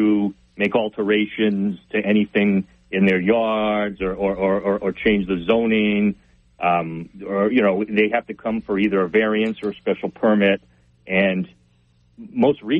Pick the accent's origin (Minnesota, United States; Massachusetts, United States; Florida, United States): Massachusetts, United States; Dartmouth; now in New Bedford, United States; I grew up in Dartmouth, but I've been a New Bedford resident since 2009